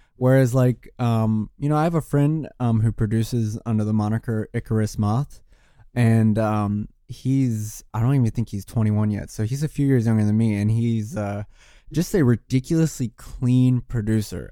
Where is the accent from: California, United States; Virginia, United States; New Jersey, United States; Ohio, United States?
Virginia, United States; Richmond; now in Brooklyn, United States; I'm from Richmond, Virginia. I'm not from Brooklyn. I mean, I live here now